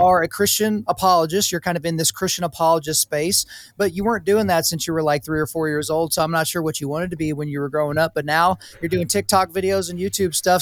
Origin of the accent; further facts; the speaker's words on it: Oklahoma, United States; I grew up in Oklahoma, the belt buckle of the Bible Belt